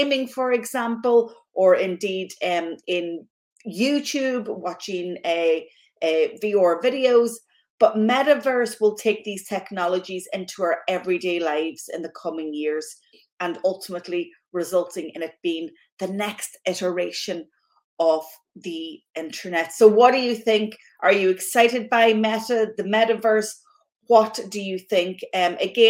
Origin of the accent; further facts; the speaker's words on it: Ireland; growing up in Ireland, listening to the radio, you know, my father would shout at the radio